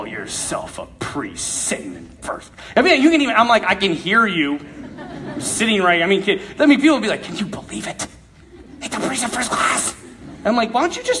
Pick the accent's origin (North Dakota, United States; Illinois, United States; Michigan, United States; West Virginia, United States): North Dakota, United States; Bismarck; Bismarck, North Dakota, where I'm from